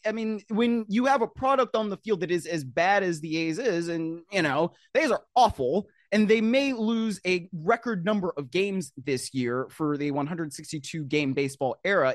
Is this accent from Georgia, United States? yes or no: no; Cleveland, Ohio, United States; moved away; also born or lived in Baltimore; I grew up in Cleveland